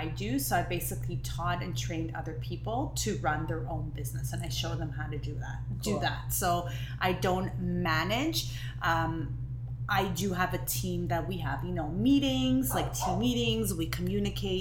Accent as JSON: {"language": "English", "country": "Israel", "tie": "born or raised there", "second_language": "English", "moved": "yes", "said": "I was born and raised in Israel, and I feel like I have the biggest accent."}